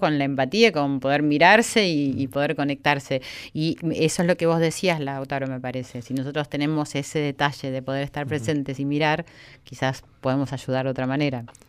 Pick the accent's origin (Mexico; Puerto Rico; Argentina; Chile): Argentina; como argentina